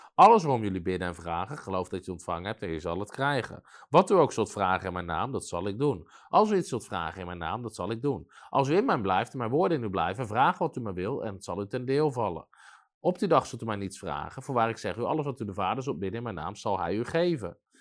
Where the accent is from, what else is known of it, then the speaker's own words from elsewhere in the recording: Netherlands; in ons land